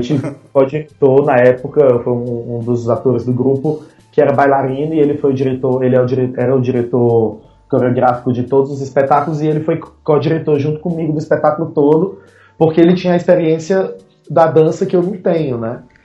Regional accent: Fortaleza, Ceará, Brazil; eu sou de Fortaleza, Ceará, terra do sol, terra da luz

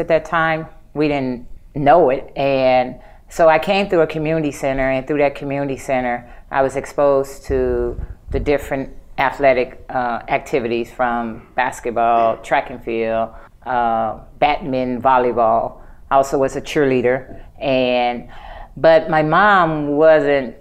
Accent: East St. Louis, Illinois, United States; also born or lived in Los Angeles, California; I grew up in East St. Louis, Illinois

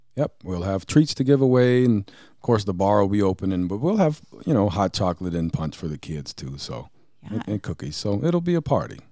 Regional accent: Franklin, Tennessee, United States; also born or lived in Nashville, Tennessee; now in Fredericton, Canada; Tennessee, my home state, by the way. If anybody didn't know, I was born in Nashville, raised in Franklin

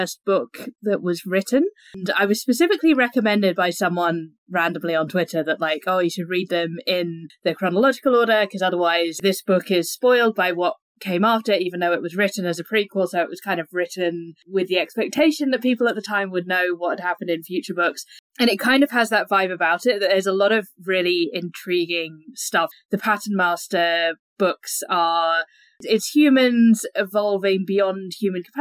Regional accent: England, United Kingdom; accent: English; as you can tell from my accent, I'm English

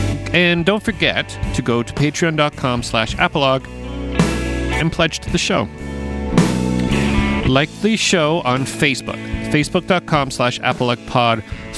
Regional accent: Canada; also born or lived in Portsmouth, England; I as a Canadian

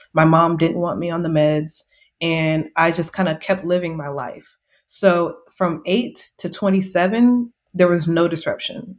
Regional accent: Seguin, Texas, United States; now in San Antonio, United States; I am from Texas, a small town called Seguin, which is not far from San Antonio, which is where I'm currently living

